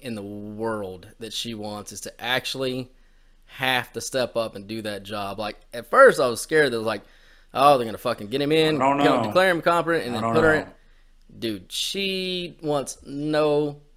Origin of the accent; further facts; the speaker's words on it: United States; I'm an American